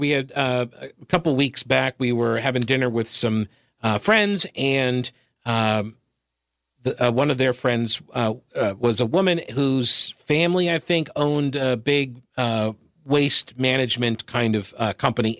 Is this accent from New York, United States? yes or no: yes; Long Island, New York, United States; moved away; I grew up on Long Island